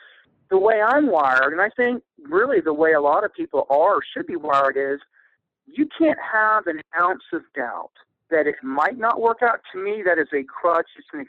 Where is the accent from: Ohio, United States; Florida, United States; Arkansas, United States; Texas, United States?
Ohio, United States; I was originally from Ohio, but really a military brat.